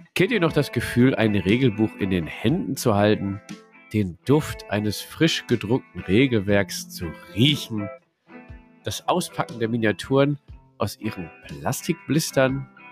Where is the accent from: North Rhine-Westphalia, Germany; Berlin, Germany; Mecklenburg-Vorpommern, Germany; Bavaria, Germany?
North Rhine-Westphalia, Germany; Ruhr area; Wir kommen aus dem Pott